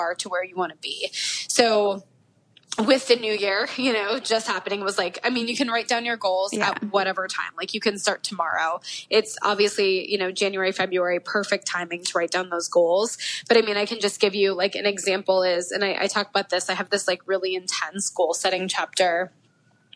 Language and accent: English; Florida, United States; now in Los Angeles, United States; even though I'm from Florida. So even though I live